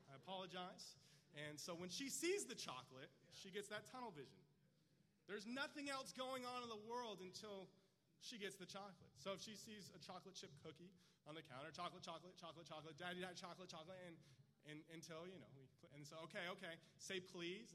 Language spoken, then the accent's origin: English; California, United States; moved away as an adult; now in Texas, United States; I grew up in California. I lived like seven minutes from the beach